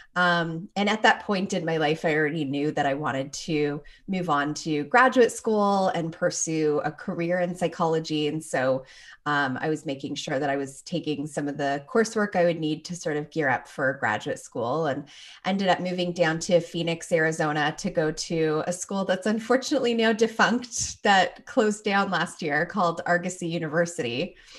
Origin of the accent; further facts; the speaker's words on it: Toronto, Ontario, Canada; moved away as an adult; now in Minnesota, United States; I was born and raised there, grew up there, and left just before I turned twenty-two